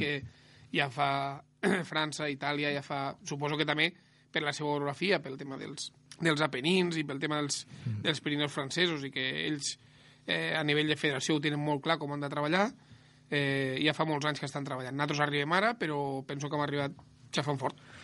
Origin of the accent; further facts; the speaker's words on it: Ebro Delta, Catalonia, Spain; jo sóc del Delta de l'Ebre